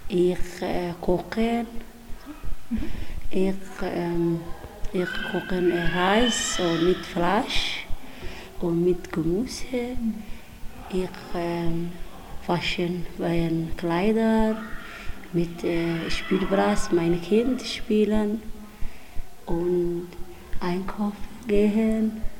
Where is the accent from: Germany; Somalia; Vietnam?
Somalia; German is a second language; now in Widen, Switzerland; Ich komme aus Somalia.